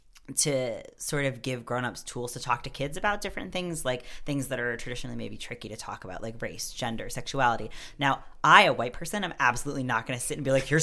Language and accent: English; New York, United States; moved away as an adult; now in Quebec, Canada; I grew up in New York. Oh, nice. Okay. Yeah, just outside of New York City. But then I lived in New York City for the past, like, 4 or 5 years.